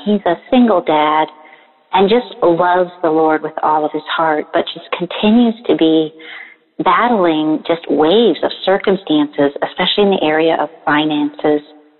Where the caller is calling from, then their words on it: Midwest, United States; I am calling from the Midwest in the United States